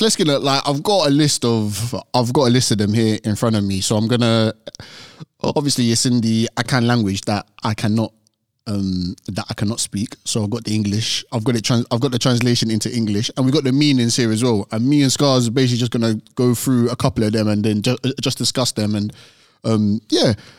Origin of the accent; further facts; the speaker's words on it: Nigeria; being African, we're Nigerian.